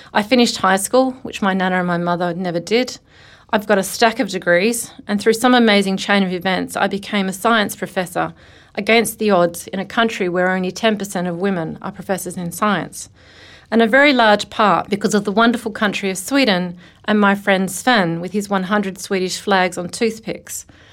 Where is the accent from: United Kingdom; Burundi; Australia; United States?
Australia; as an Australian